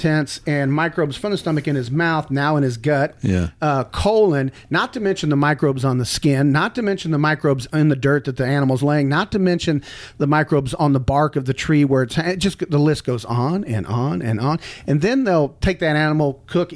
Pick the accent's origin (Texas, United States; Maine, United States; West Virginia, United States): Texas, United States; I grew up in Texas hunting